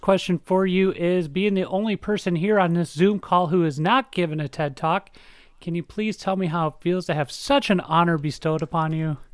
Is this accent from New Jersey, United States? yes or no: no; Minnesota, United States; We're both from Minnesota. We grew up pretty close to each other